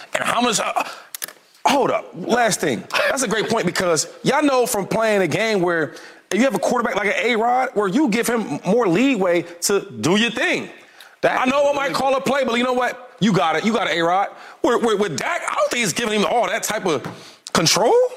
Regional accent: Harrisburg, Pennsylvania, United States; I'm from the same city he from

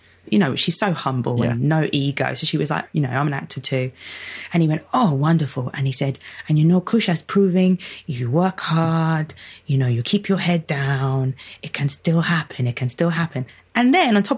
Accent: London, United Kingdom; I'm from Lewisham

